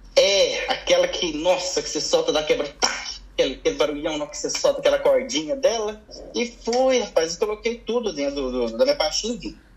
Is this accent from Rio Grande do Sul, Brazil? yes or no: no; Belo Horizonte, Minas Gerais, Brazil; moved away; Eu sou de BH, sou de Belo Horizonte